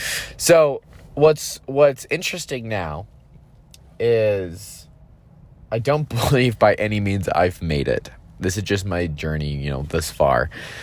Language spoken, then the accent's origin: English; Texas, United States; born there; also born or lived in Utah / California / Idaho / Georgia; So my story is I was born in Texas, moved around quite a few times, moved to Utah, moved to California, moved to Idaho, moved to Georgia, moved back to Utah.